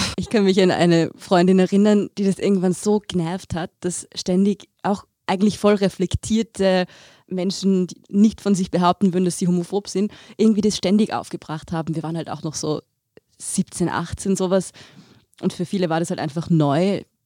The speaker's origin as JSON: {"language": "German", "region": "Tyrolean Oberland", "country": "Austria", "tie": "born or raised there", "said": "ich bin ja auch im Tiroler Oberland aufgewachsen"}